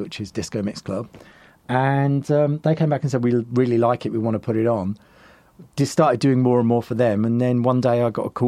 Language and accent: English; Southend-on-Sea, East of England, United Kingdom; moved away; I'm originally from Southend in Essex